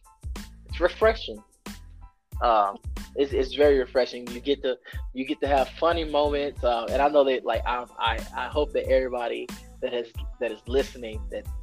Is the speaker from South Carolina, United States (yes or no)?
yes; South Carolina, United States; My home state, South Carolina